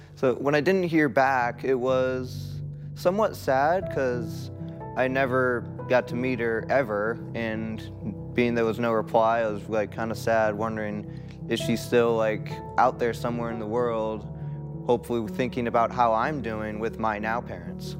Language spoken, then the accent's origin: English; California, United States; I was born in California prematurely, two and a half months.